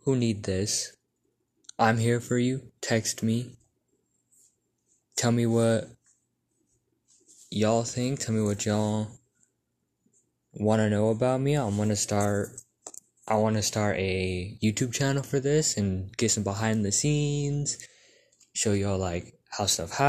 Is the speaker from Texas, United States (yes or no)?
yes; Texas, United States; I'm from a small town in Texas.